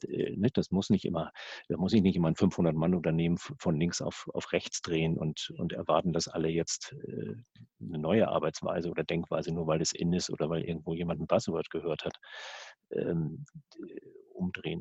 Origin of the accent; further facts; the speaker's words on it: the North, Northern Germany, Germany; bei uns im Norden